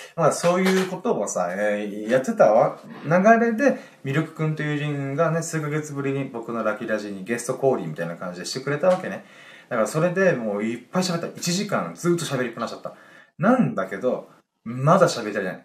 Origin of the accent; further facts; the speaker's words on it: Okinawa Island, Japan; 僕は宮古島出身ではなく、沖縄本島出身なんですよ